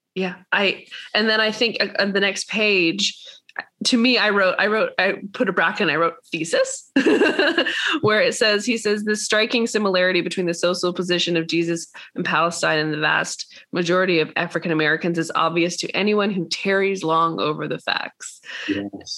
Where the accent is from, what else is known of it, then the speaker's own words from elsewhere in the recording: Atlanta, Georgia, United States; I was raised in Atlanta, Georgia.